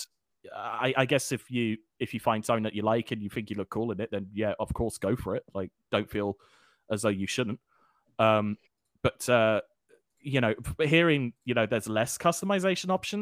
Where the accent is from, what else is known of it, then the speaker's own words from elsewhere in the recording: Scotland, United Kingdom; as a Scotsman, you know, I sometimes do have to wear a kilt